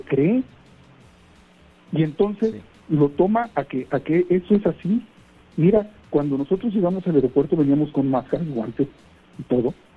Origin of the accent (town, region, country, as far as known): Mexico